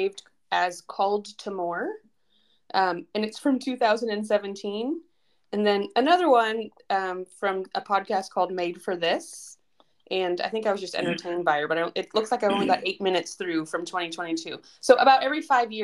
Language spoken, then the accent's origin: English; Bay Area, California, United States; moved away; I grew up in the Bay Area